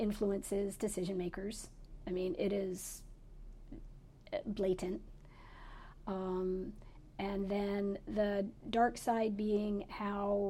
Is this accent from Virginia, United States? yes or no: no; Pennsylvania, United States; moved away as an adult; also born or lived in Connecticut; now in Maui, United States; I grew up in Connecticut and Pennsylvania. And in Pennsylvania, where I lived from when I was 8 years old through college